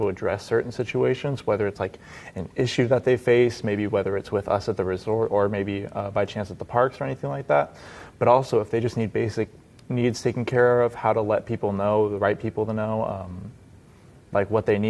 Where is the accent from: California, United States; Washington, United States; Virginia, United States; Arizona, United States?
Arizona, United States; Phoenix; I'm from Phoenix, Arizona.